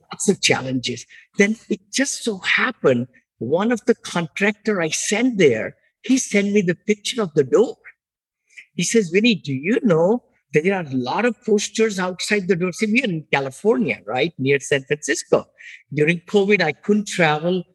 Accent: India; moved away as an adult; also born or lived in Washington D.C.; now in United States; I'm from India originally. I grew up there.

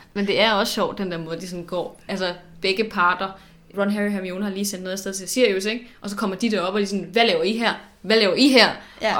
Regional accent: Southern Jutland, Southern Denmark, Denmark; er jeg jo selv fra Sønderland

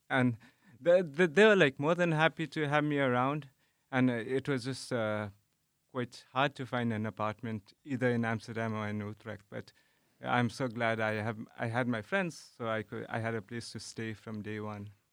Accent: Nepal; moved away as an adult; now in Netherlands; I am from Nepal, and now I'm doing my P H D here in the Netherlands.

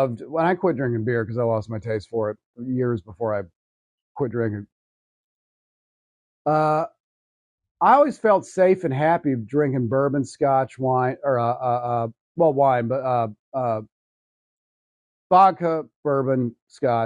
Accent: the South, United States; I'm a person from the South. I grew up here

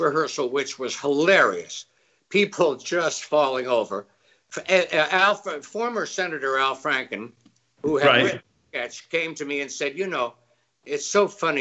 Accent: Canada; as a Canadian

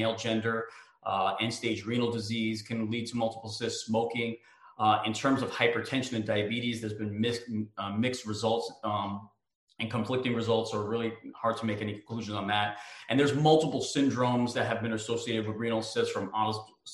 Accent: United States; moved away as an adult; I grew up in New York, New Jersey

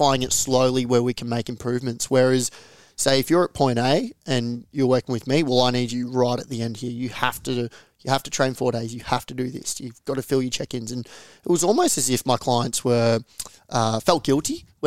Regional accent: Melbourne, Victoria, Australia; also born or lived in Yarrawonga, Victoria; originally from Country Vic, from Yarrawonga. So family was there and then sort of moved to Melbourne when I was 5, 6 years old.

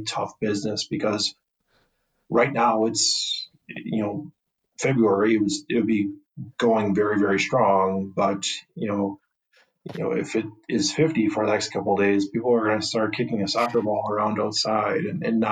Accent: Sheboygan, Wisconsin, United States; moved away as an adult; also born or lived in La Crosse, Wisconsin / Twin Cities, Minnesota; now in Appleton, United States; I'm from the Sheboygan area

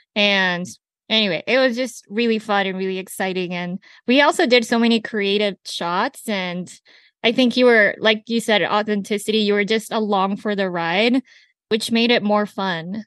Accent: Salt Lake City, Utah, United States; first language Spanish; English is a second language; also born or lived in Colombia; I'm Latina who grew up in Salt Lake City, Utah

